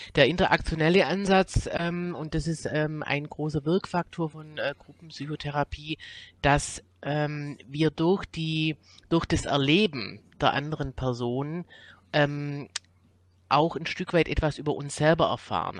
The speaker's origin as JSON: {"language": "German", "region": "Swabia", "country": "Germany", "moved": "yes", "lives_now": "Cologne, Germany", "said": "komme nicht aus Köln, ich komme aus dem Schwäbischen, aber bin seit einigen Jahren in Köln"}